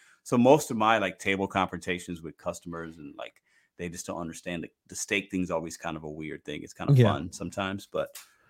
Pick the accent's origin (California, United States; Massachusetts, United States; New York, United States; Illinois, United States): Illinois, United States; Chicago; if you put ketchup on hot dogs, you're a little crazy, but I'm from Chicago, so only mustard goes on hot dogs.